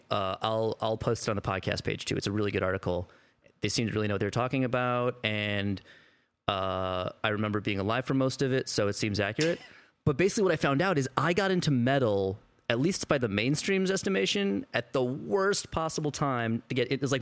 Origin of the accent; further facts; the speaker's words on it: Midwest, United States; I'm also from the Midwest.